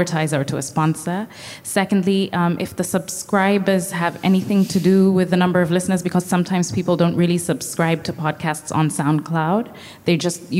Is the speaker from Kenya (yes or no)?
yes; Kenya; I'm from Kenya as well